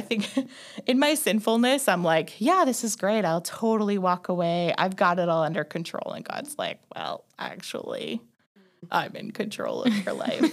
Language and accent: English; Northern Ontario, Canada; moved away as an adult; also born or lived in Waterloo, Canada; now in Calgary, Canada; I left my hometown, which is in Northern Ontario